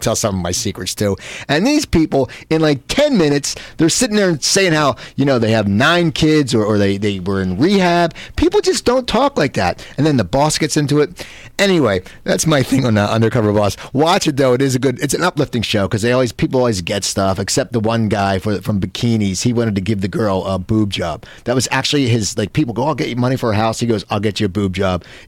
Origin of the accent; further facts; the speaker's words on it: near Philadelphia, Pennsylvania, United States; I grew up right near Philadelphia